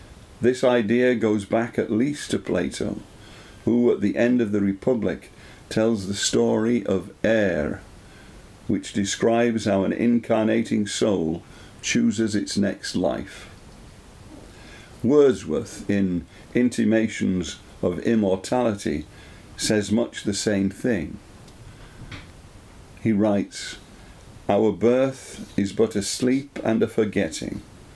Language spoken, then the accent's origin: English; Leeds, Yorkshire and the Humber, United Kingdom; moved away; also born or lived in Dublin; I was born on the 10th of June 1945 at 3 minutes past 11 Greenwich Mean Time in Leeds